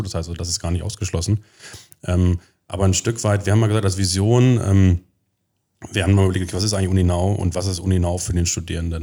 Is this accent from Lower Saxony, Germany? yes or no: yes; Göttingen, Lower Saxony, Germany; moved away as an adult; also born or lived in United States; now in Magdeburg, Germany; ursprünglich komme ich aus Göttingen. Da habe ich 20 Jahre gelebt, bin dort zur Schule gegangen